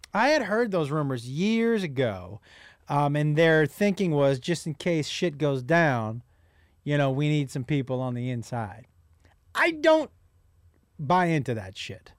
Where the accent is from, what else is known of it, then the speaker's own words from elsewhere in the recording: United States; as an American